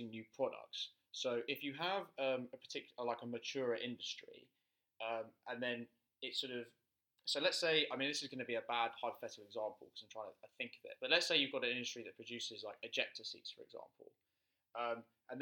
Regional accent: United Kingdom; we come from the United Kingdom

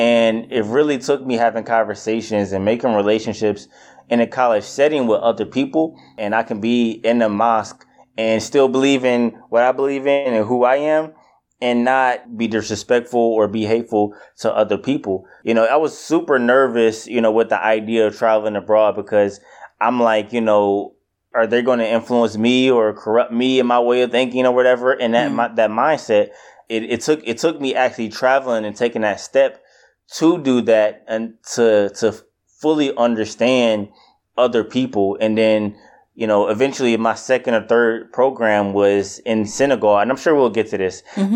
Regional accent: Detroit, Michigan, United States; also born or lived in Kalamazoo, Michigan; I'm from Detroit. I grew up in Detroit pretty much my entire life, and uh, till around the age of, I would say, 18, 19 when I went to college.

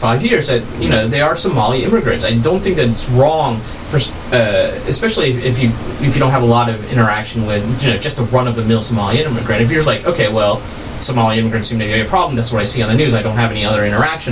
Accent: the South, United States; growing up in the South

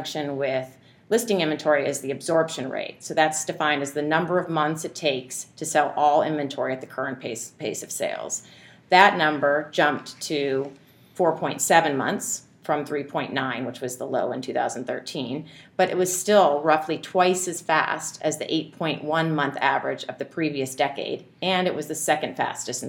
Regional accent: Indiana, United States; also born or lived in California / Chicago / San Francisco; now in New York, United States; I wasn't born there, but I spent most of my childhood in Indiana

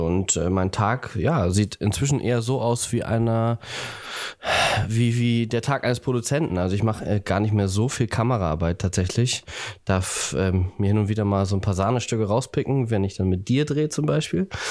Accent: Buxtehude, Lower Saxony, Germany; now in Hamburg, Germany; ich komme äh, ursprünglich ah. aus Buxtehude tatsächlich

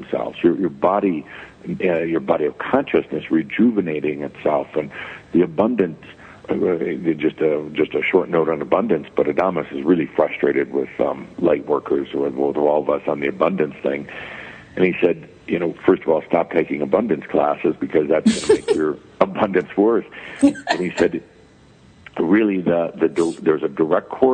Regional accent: Midwest, United States; I was born and raised in the Midwest, Catholic background

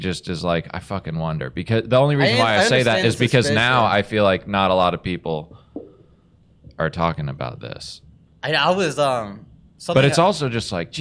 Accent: Woodstock, United States; my friends I grew up with in Woodstock

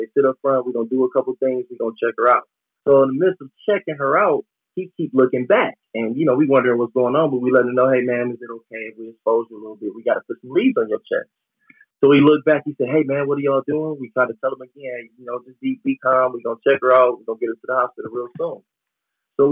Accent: Cleveland, Ohio, United States; I'm from Cleveland

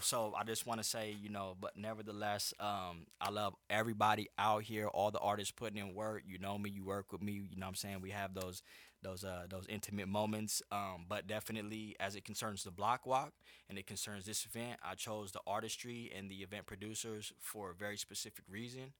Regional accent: Anaheim, California, United States; also born or lived in Orange, California; I grew up in Orange County. I grew up in Orange and Anaheim

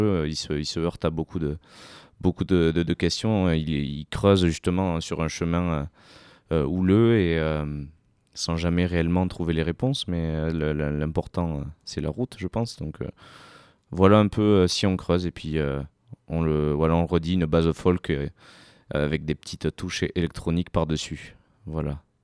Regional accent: Sarlat-la-Canéda, Nouvelle-Aquitaine, France; je viens de Sarlat terre euh, occitane

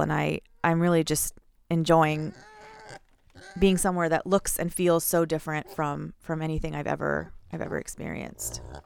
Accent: Houston, Texas, United States; moved away as an adult; also born or lived in northern Minnesota; now in Minnesota, United States; I'm from Houston

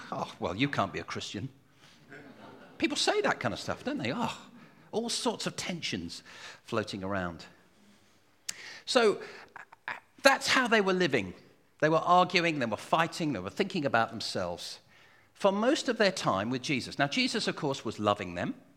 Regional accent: United Kingdom; I'm British

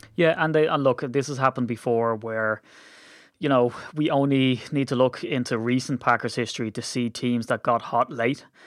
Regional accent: Ireland; we're Irish

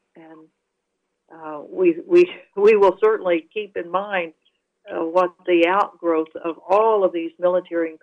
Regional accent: United States; us as American citizens

